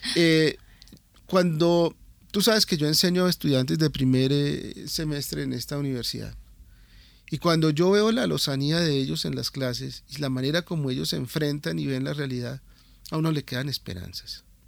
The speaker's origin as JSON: {"language": "Spanish", "country": "Colombia", "said": "Nosotros somos colombianos comunes y corrientes"}